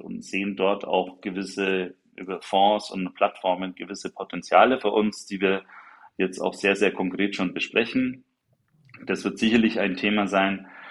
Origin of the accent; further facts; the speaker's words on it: Nuremberg, Bavaria, Germany; für mich als gebürtigen Nürnberger bleibt, ist und bleibt Nürnberg natürlich die schönste Stadt der Welt